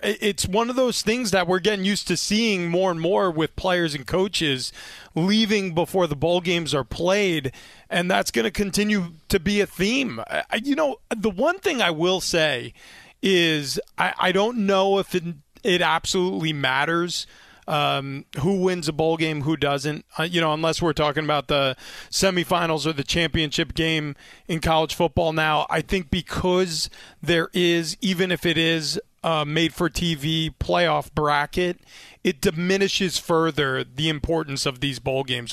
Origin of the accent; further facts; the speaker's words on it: New York, United States; I grew up in New York